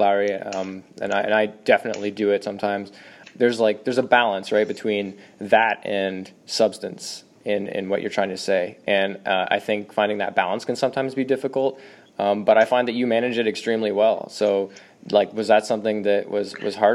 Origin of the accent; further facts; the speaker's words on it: Kincardine, Ontario, Canada; I had a small publishing party in my hometown of Kincardine